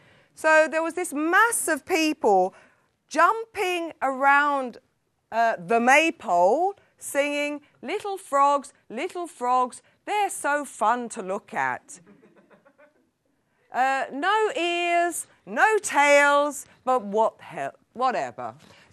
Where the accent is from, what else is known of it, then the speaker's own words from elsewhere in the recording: England, United Kingdom; now in Sweden; although I'm English, my heart is here in Sweden.